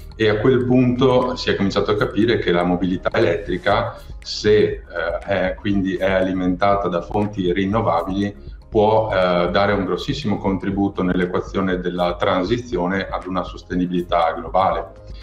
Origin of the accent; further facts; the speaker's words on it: province of Venice, Veneto, Italy; io sono cresciuto in una famiglia di imprenditori eh, dell'auto. Eh, sono stato la terza generazione a mandare avanti una concessionaria in provincia di Venezia